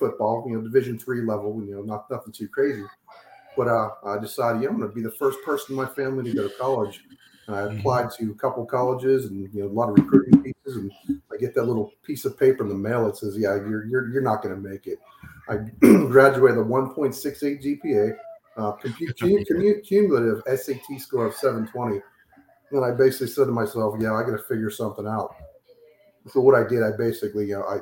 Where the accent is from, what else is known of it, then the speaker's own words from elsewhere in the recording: Pittsburgh, Pennsylvania, United States; moved away as an adult; also born or lived in Kansas City area; now in New Castle, United States; I'm from Pittsburgh, Pennsylvania, born, bred, and raised.